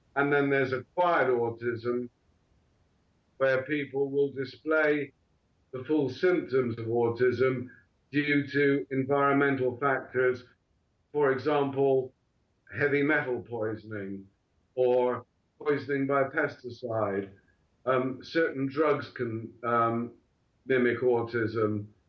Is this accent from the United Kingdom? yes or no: yes; Bristol, South West England, United Kingdom; also born or lived in Portsmouth; I was born in Bristol in the southwest of England and educated at Wellsway School